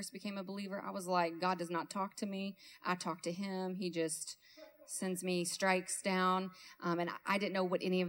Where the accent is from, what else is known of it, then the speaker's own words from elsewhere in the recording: Kentucky, United States; I'm from Kentucky